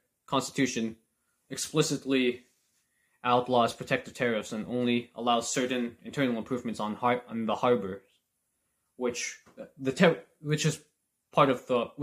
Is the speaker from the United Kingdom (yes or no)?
no; Canada; as a Canadian